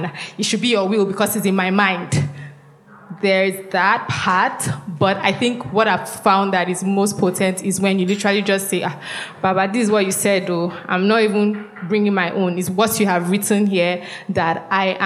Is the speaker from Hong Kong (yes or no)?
no; Nigeria; I'm from Kwashiba. I'm Efik